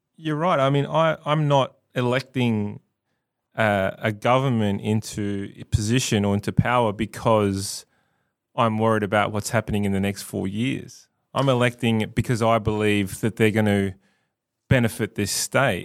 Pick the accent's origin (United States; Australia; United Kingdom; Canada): Australia; South Australia; I live here, I love this state, I'm a proud South Australian